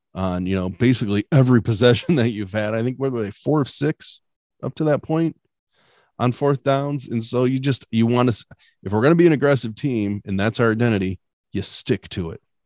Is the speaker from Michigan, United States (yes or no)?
yes; Ann Arbor, Michigan, United States; also born or lived in Columbus, Ohio; I was born in Columbus, Ohio. um, moved, my family moved to Ann Arbor in, like, eighty-one, so I was a little kid